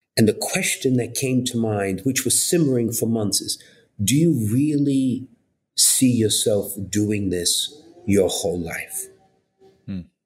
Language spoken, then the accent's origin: English; New York City, New York, United States; accent: New York; also born or lived in Bridgeport, Connecticut; even if you don't know me from my accent, you realize that I'm a New Yorker. I was born and raised in Brooklyn